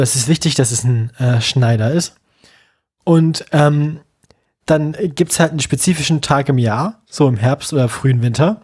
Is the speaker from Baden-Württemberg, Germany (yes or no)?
no; Bremen, Germany; meine Heimatstadt